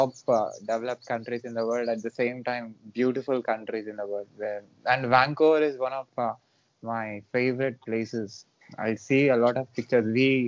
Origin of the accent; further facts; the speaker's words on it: Hyderabad, Telangana, India; I'm from South India.